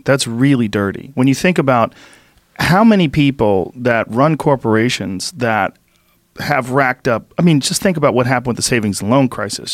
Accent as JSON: {"language": "English", "town": "Boston", "region": "Massachusetts", "country": "United States", "tie": "born or raised there", "said": "where I grew up in Boston"}